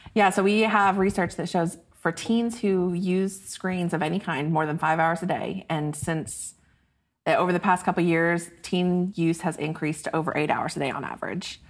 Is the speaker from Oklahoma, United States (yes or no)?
yes; Choctaw, Oklahoma, United States; moved away as an adult; now in Dallas, United States; I grew up just outside Oklahoma City